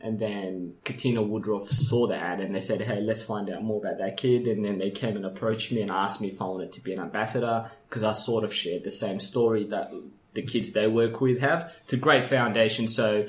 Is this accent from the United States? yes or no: no; Sudan; now in Perth, Australia; when I came from Sudan to Perth, you know, I was homeless in Sudan, right? So migrated here as a refugee with my parents, with my mom, sorry, and my brothers and sisters, single mom, by the way.